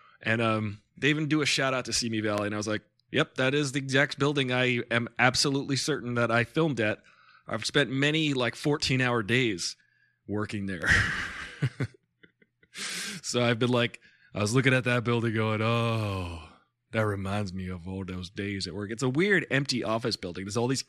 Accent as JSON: {"language": "English", "country": "India", "said": "We're from India."}